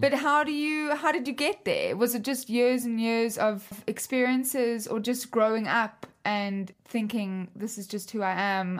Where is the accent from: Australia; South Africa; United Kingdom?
South Africa; moved away; I'm foreign, like, I come from South Africa